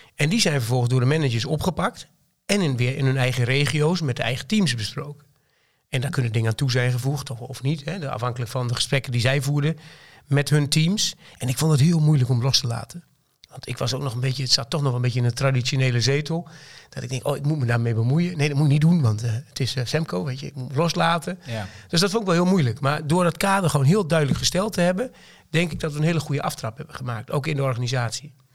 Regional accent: Twente, Overijssel, Netherlands; accent: Twente (Tukker); ik woon in Twente, dat hoor je misschien wel een klein beetje aan mijn accent

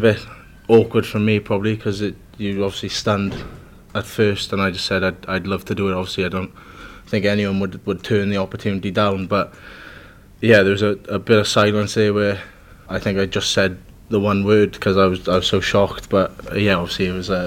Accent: Wales, United Kingdom; as Welsh people we're like

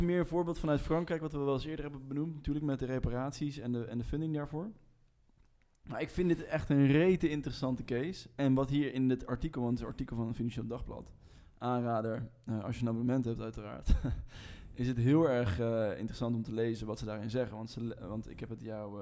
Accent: Rotterdam, South Holland, Netherlands; wij als Rotterdammers

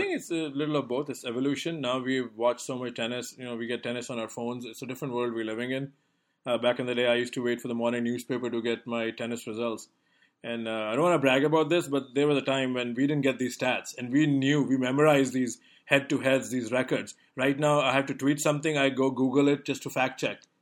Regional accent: India; moved away; growing up in India

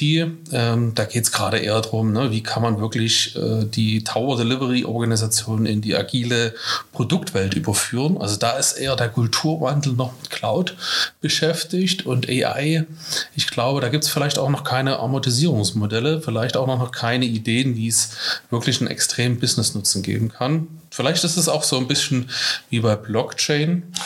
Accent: Dresden, Saxony, Germany; accent: Dresden Singsang; wo komme ich her? Äh, aus Dresden. Man hört es vielleicht ein kleines bisschen an meinem Singsang

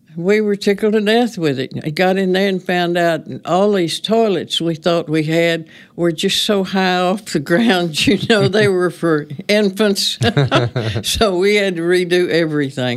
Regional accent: Reeves, Tennessee, United States; also born or lived in Union City, Tennessee / Memphis, Tennessee; I was born in Union City because my great-grandmother delivered me, and I was raised in Reeves

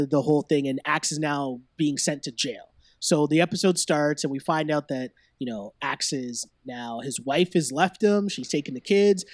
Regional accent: Toronto, Ontario, Canada; born and raised in Toronto

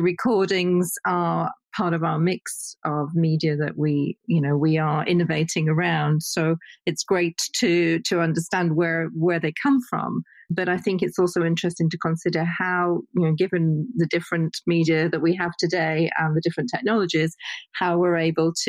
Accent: United Kingdom; as a Brit

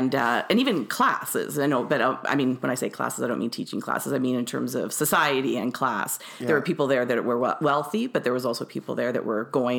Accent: Winnipeg, Manitoba, Canada; I really enjoyed growing up in Fort Richmond. Yeah. It was a really nice, safe, you know, neighborhood and community.

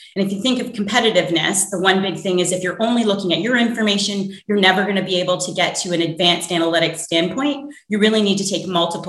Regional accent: Canada; now in New York, United States; I'm originally from Canada

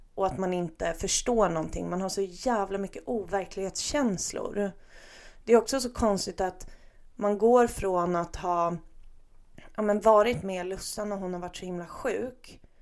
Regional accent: Stockholm, Stockholm County, Sweden; vi stockholmare

